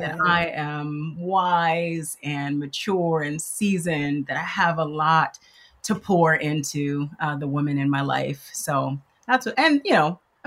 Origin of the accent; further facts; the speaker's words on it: Los Angeles, California, United States; also born or lived in Michigan; I grew up in Los Angeles, California.